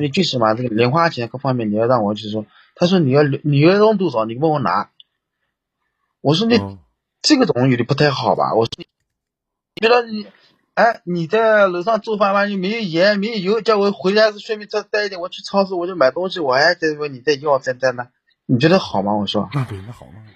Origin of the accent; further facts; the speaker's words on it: Jiangsu, China; moved away; 我老家也有房子， 我老家买了房子，你知道， 我老家是江苏的。啊。啊，我江苏买了房子